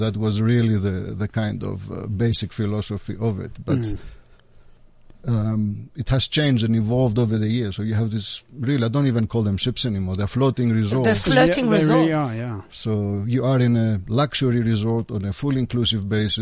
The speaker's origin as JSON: {"language": "English", "town": "Athens", "region": "Attica", "country": "Greece", "tie": "born or raised there", "said": "I was born and raised in Athens, in Greece"}